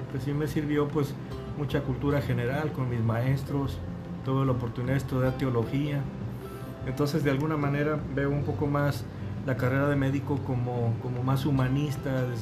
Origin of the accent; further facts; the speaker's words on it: Aguascalientes, Mexico; porque yo soy del Bajío, yo soy de Aguascalientes